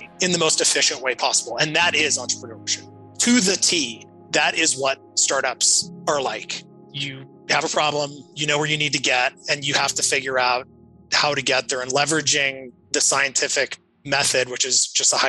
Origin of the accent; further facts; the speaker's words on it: Flagstaff, Arizona, United States; I grew up in Flagstaff, Arizona, which is small